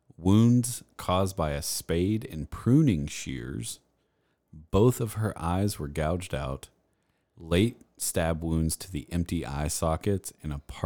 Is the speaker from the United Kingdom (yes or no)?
no; United States; I'm American and not well-cultured.